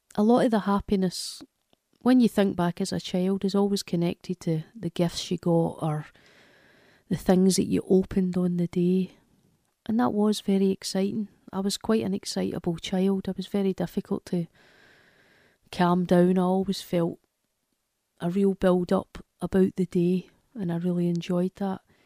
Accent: Glasgow, Scotland, United Kingdom; from Glasgow in Scotland

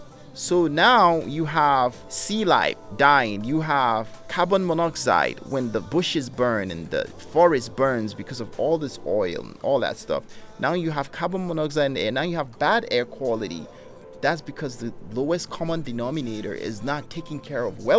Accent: Nigeria; now in United States; growing up in Africa, and being American and coming back to America

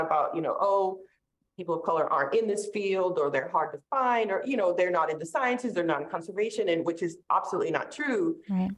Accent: North Shore of Massachusetts, United States; also born or lived in St. Petersburg, Florida; now in North Carolina, United States; I grew up on the North Shore of Massachusetts, so we were really close to the beach.

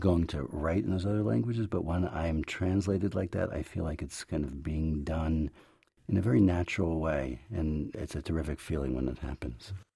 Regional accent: United States; first language English; also born or lived in Jerusalem; I'm an American, but I also hold Israeli citizenship

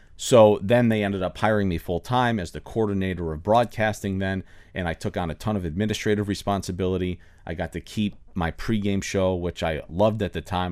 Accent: Finger Lakes, New York, United States; moved away as an adult; also born or lived in Orlando, Florida; now in Miami, United States; I grew up in New York. I grew up in farm country in the Finger Lakes outside of the Ithaca Cornell University area

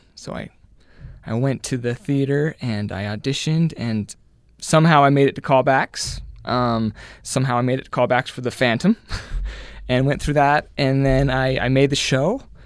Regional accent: Murray, Utah, United States; I grew up in Murray, Utah

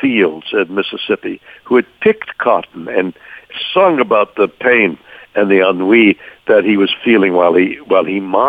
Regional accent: Montreal, Quebec, Canada; now in Los Angeles, United States; I'm a guy from Montreal, Canada. My musical education up there

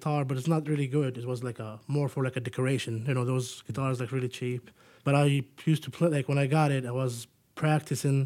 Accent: Jordan; moved away as an adult; I'm originally from Jordan

